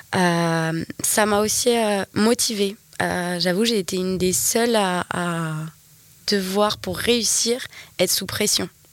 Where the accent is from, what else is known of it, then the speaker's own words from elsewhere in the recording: New Caledonia; je suis née ici, je suis une vraie Calédonienne